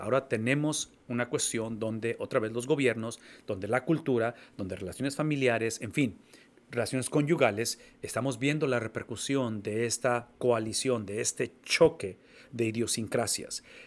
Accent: Mexico; now in United States; como mexicano, que tengo la mitad de mi vida viviendo en Estados Unidos

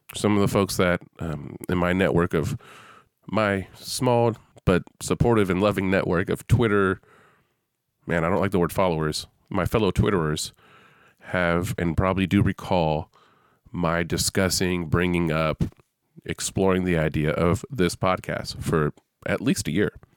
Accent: San Francisco Bay Area, California, United States; I'm from the San Francisco Bay Area

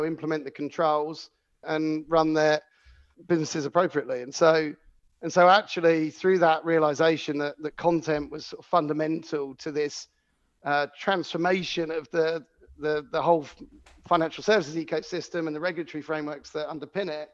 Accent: Cornwall, South West England, United Kingdom; I had a business when I grew up in Cornwall, and you get a lot of freedom, you know, growing up somewhere like Cornwall.

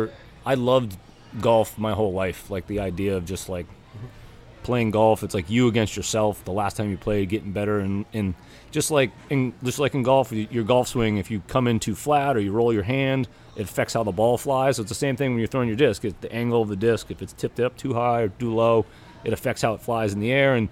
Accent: New Hampshire, United States; moved away as an adult; now in Wallingford, United States; I grew up in New Hampshire.

